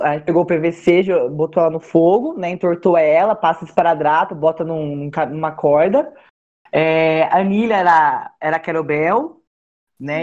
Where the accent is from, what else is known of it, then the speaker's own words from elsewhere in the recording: Cabreúva, São Paulo, Brazil; eu sou do interior de São Paulo, sou de Cabreúva na minha, na minha infância eu morei numa fazenda